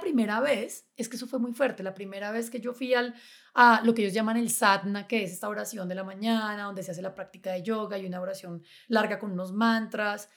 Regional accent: Chía, Cundinamarca, Colombia; yo crecí en Chía y en Chía había muchos colibríes.

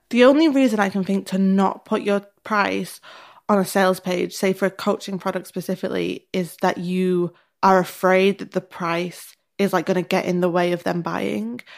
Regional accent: the north of England, United Kingdom; accent: northern; my northern accent

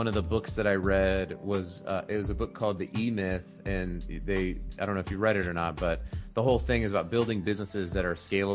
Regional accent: Colorado, United States; moved away as an adult; now in Utah, United States; I've only lived in Utah for like 3 years, so I still kind of claim Colorado because that's where I'm from

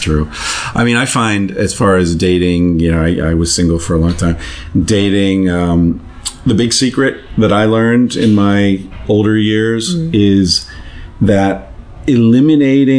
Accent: United States; I'm an American

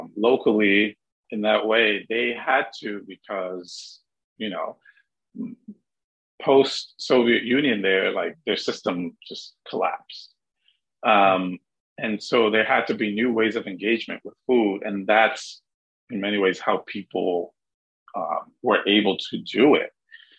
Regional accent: Dominican Republic; moved away; growing up in the Dominican Republic

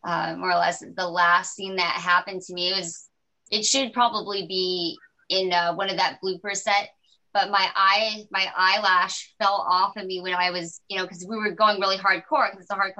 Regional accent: Albuquerque, New Mexico, United States; moved away; I grew up in Albuquerque, New Mexico

